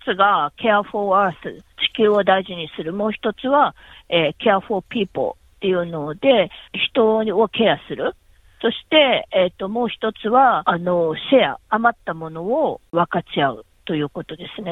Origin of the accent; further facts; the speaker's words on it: Kumamoto, Japan; moved away as an adult; now in Melbourne, Australia; 私は熊本出身なんですけれど